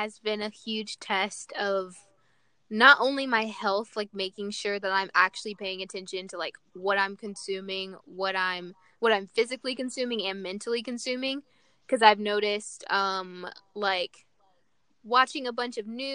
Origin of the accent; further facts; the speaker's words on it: Little Rock, Arkansas, United States; moved away; I'm from Little Rock, Arkansas